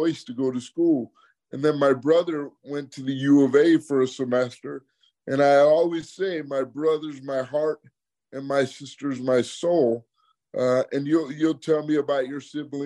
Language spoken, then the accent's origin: English; Michigan, United States; moved away as an adult; also born or lived in Arizona; now in South Florida, United States; I'm originally from Michigan